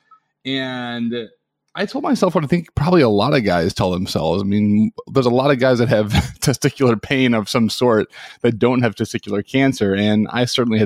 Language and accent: English; Chicago, Illinois, United States; moved away as an adult; also born or lived in Washington, D.C. / New York City; I'm from Chicago originally